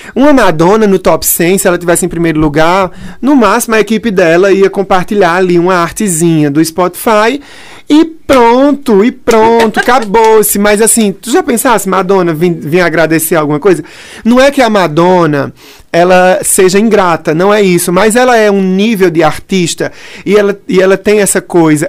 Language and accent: Portuguese; Brazil; also born or lived in Pernambuco; a gente se entende como brasileiro